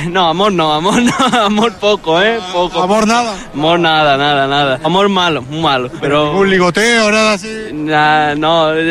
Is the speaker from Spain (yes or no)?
yes; Valencia, Valencian Community, Spain; Valencia. Y lo pasamos genial, todo el verano mojándonos.